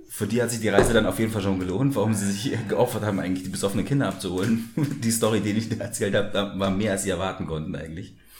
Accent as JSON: {"language": "German", "town": "Munich", "region": "Bavaria", "country": "Germany", "tie": "born or raised there", "said": "wir aus München sind äh, und mit der Wiesen auch aufgewachsen sind"}